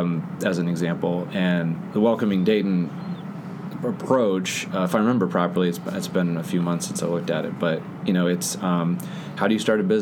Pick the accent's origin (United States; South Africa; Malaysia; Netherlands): Netherlands; moved away as an adult; The Netherlands.